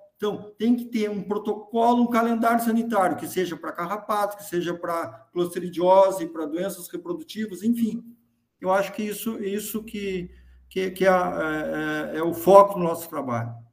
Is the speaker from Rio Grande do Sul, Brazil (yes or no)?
yes; Caçapava do Sul, Rio Grande do Sul, Brazil; also born or lived in Santa Maria; sou natural de Caçapava do Sul